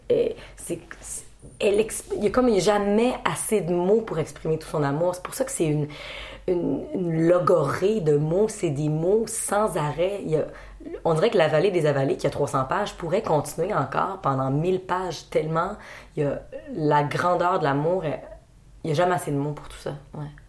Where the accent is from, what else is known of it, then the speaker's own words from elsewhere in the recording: Quebec, Canada; On est Québécois